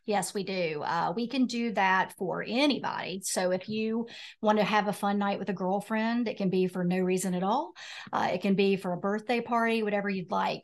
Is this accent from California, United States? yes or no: no; Roanoke, Virginia, United States; moved away as an adult; now in Wilmington, United States; So I'm from Roanoke, Virginia